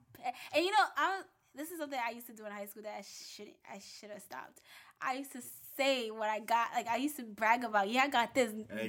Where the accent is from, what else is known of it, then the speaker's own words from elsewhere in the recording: Baldwin, New York, United States; I'm from Baldwin, you know, it's mostly white people with Uggs